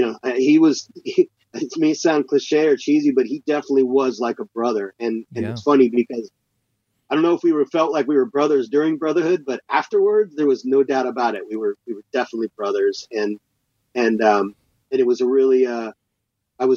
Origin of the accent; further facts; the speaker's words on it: Seattle, Washington, United States; moved away as an adult; also born or lived in Texas; now in Los Angeles, United States; I basically spent from, you know, 2 years old till I was 26 living in Seattle. So, you know, it was all my formative years and all my schooling years are all spent there